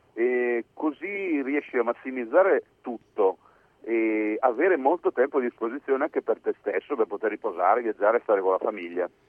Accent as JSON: {"language": "Italian", "region": "Piedmont", "country": "Italy", "said": "io sono, sono piemontese"}